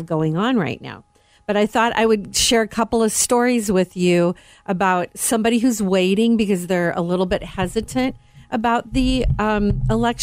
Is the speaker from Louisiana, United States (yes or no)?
no; Northwest Indiana, United States; I'm from Northwest Indiana